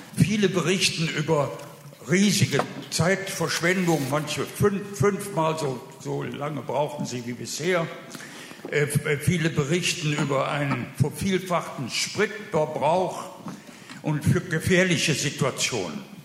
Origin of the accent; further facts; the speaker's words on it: Düsseldorf, North Rhine-Westphalia, Germany; als Düsseldorfer Bürger